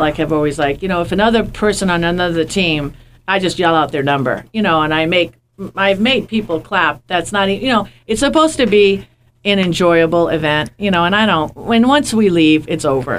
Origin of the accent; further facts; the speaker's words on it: New York, United States; moved away; I'm from New York